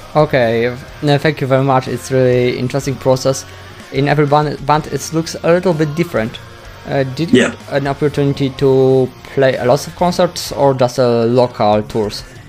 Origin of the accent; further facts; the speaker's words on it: Poland; first language Polish; English is a second language; Polish, in my native language